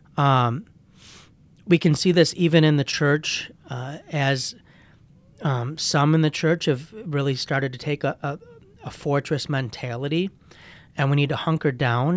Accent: United States; as an American Christian

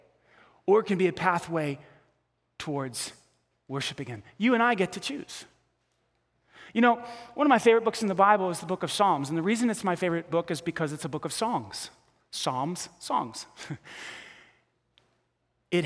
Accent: New York, United States; I grew up in New York

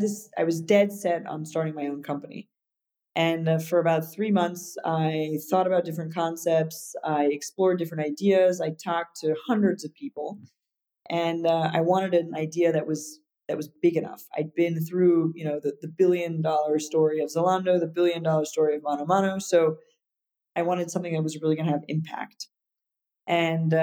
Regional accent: United States; moved away; also born or lived in Paris, France; I was living in Europe as an American

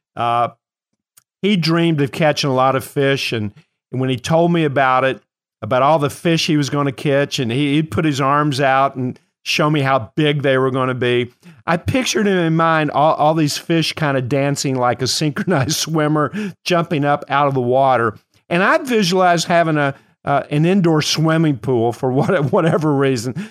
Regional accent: Kentucky, United States; I am from Kentucky

